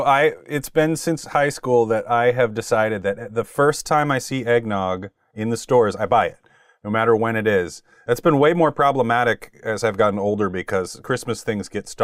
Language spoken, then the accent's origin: English; Custer, South Dakota, United States; the only movie theater close to my hometown at Custer was 40 miles away.